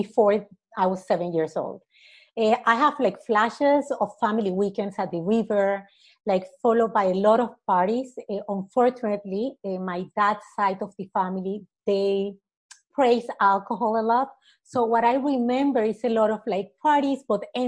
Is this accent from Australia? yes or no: no; Panama City, Panama; I'm originally from Panama, raised and born here in the city